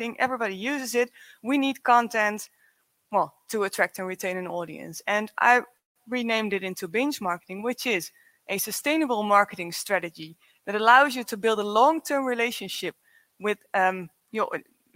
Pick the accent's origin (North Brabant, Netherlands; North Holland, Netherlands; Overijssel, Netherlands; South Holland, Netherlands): Overijssel, Netherlands; Zwolle; I'm from the Netherlands, from Zwolle, from the other end of the Netherlands